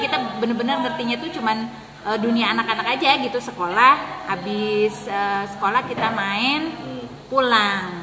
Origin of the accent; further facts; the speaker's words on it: Majalengka, West Java, Indonesia; moved away as an adult; now in Tangerang, Indonesia; lahir di Majalengka, T K, S D, eh, sampai Aliyah